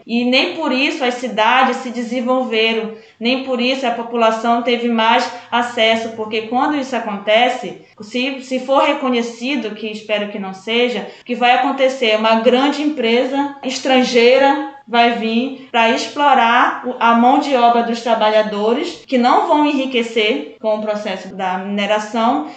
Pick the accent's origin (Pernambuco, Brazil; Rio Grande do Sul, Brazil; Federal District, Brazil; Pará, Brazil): Pará, Brazil; Médio Rio Moju; Eu sou ribeirinha, eu sou do Médio Rio Moju lá